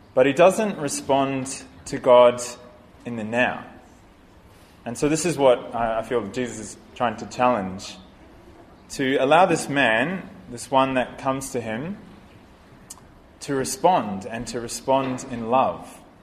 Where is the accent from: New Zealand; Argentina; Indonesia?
New Zealand; I'm from New Zealand